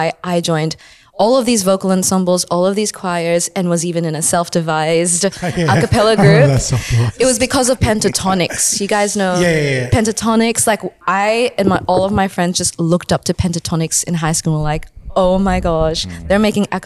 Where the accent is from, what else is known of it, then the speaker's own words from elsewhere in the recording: Sydney, New South Wales, Australia; we're Filipino and mm-hmm. from Western Sydney